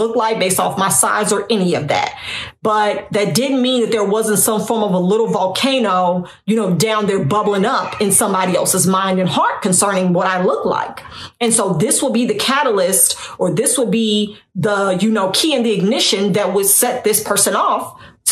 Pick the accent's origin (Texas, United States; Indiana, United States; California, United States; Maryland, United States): Indiana, United States; Northwest; I'm from Northwest Indiana. And growing up, I was always the smallest person in my circle